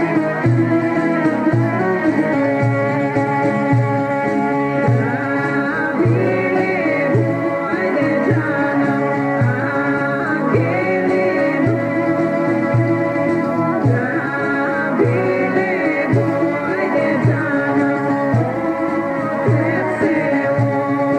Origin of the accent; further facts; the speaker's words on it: Studena Bara, North Macedonia; moved away; I was born in Studena Bara